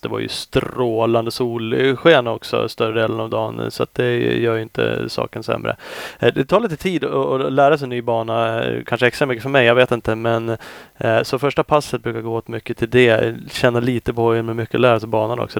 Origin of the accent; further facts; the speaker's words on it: Sweden; jag är från Sverige